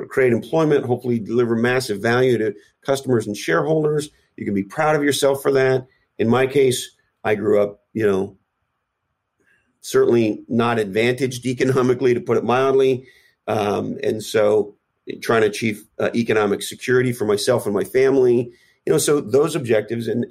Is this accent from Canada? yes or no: yes; Canada; moved away as an adult; now in United States; I grew up in Canada, but I have lived here for approximately 25 years or so